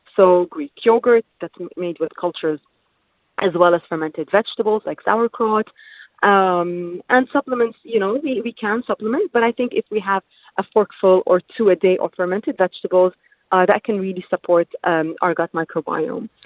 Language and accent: English; United Arab Emirates; I'm originally Palestinian, but born and raised in the UAE.